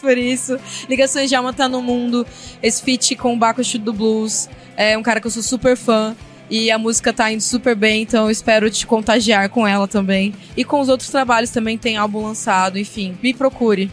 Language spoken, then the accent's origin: Portuguese; interior of Paraná, Brazil; Eu sou do interior do Paraná, cresci ouvindo sertanejo com o meu avô